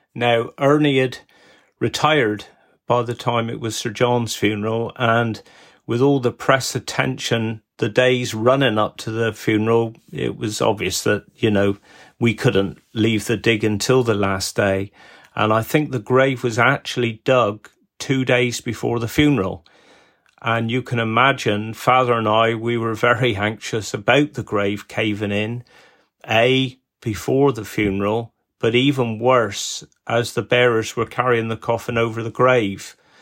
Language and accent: English; Wadebridge, South West England, United Kingdom; me being born here in Wade Bridge